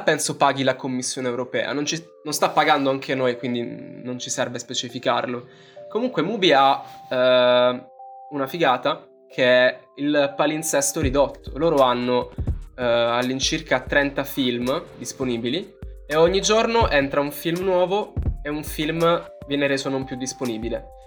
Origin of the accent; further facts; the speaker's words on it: Southern Italy, Italy; per noi che siamo terroni